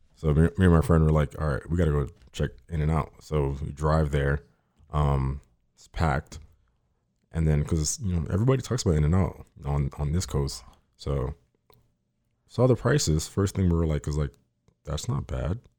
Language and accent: English; Miami, Florida, United States; now in Fort Lauderdale, United States; I grew up in Miami for, like, eighteen years.